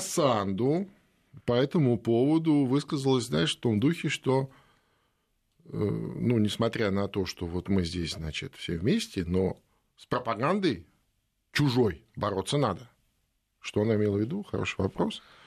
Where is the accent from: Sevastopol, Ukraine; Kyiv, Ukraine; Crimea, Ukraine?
Crimea, Ukraine; Feodosia; мой родной город Феодосия